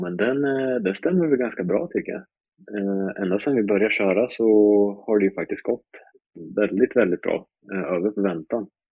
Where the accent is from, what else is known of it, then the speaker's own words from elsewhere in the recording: Linköping, Östergötland, Sweden; jag är uppväxt i uh, Linköping, eller ja, uh, man kan säga en liten bit utanför Linköping. jag kommer från Malmslätt